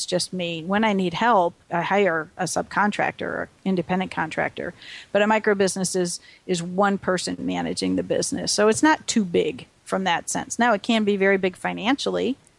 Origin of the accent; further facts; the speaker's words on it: Wisconsin, United States; We grew up in Wisconsin.